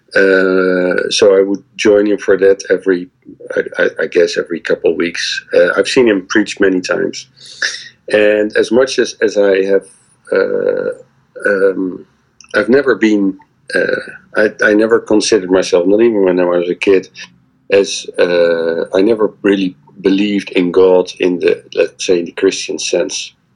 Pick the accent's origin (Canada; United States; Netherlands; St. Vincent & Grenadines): Netherlands; Leiden, South Holland; I grew up in Leiden, which is which is the, one of the university cities in Holland